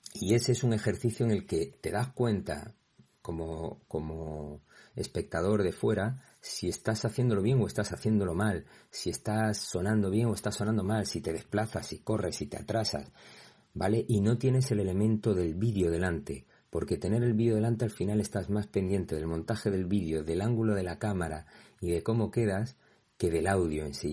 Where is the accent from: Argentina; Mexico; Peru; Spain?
Spain; Torremolinos, Andalusia; yo que soy de Málaga pero concretamente de Torremolinos